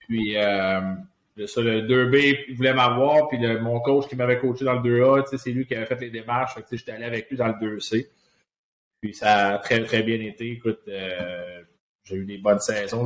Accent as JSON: {"language": "French", "town": "Laval", "region": "Quebec", "country": "Canada", "tie": "born or raised there", "said": "je suis, euh, un gars de Laval, j'ai grandi à Laval"}